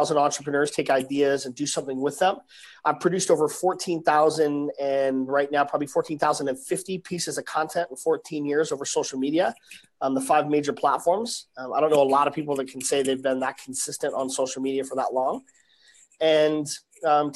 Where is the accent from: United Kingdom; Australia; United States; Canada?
United States; Salt Lake City, Utah; I was born and raised in Salt Lake City, born in Salt Lake City, Utah.